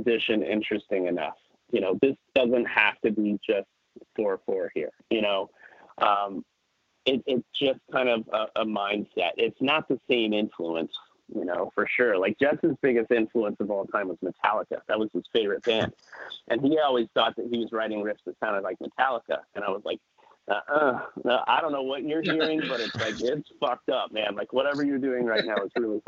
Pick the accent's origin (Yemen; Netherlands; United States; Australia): United States; Kansas City; we're from Kansas City